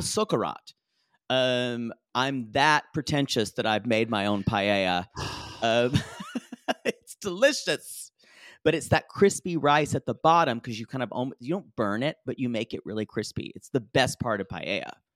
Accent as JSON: {"language": "English", "region": "South Carolina", "country": "United States", "tie": "born or raised there", "said": "growing up in South Carolina"}